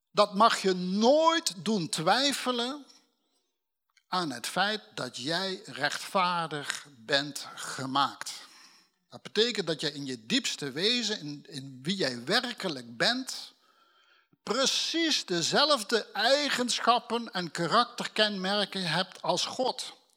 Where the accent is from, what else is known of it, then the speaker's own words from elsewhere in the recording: Limburg, Netherlands; now in North Holland, Netherlands; als een Limburger die in Noord-Holland woont